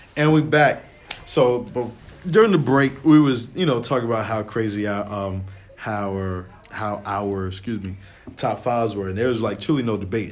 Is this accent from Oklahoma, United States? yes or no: no; New York, United States; being a New Yorker